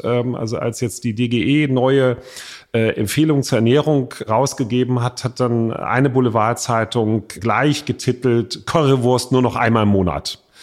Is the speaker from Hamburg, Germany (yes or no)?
yes; Hamburg, Germany; in meiner Heimatstadt Hamburg